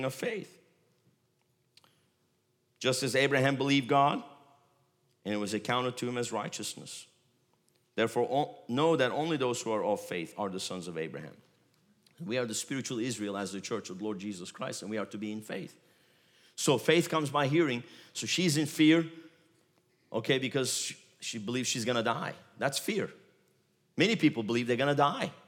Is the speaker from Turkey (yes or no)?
yes; Galatia, Central Anatolia, Turkey; moved away; I was born in Galatia. My wife was born in Galatia. It's the central part of Turkey